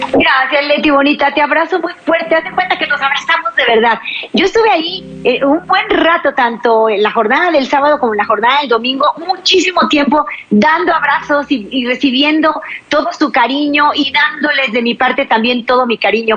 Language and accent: Spanish; Mexico; en mi país, México